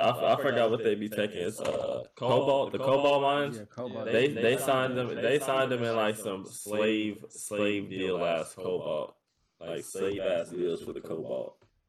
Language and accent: English; United States; I'm American.